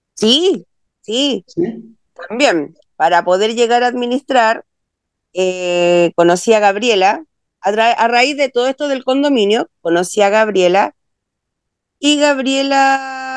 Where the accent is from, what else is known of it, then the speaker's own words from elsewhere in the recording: Valparaíso, Chile; also born or lived in Santiago; yo soy de Valparaíso, vivo acá hace 25 años. Yo nací en Santiago, pero me vine a Valparaíso hace 25 años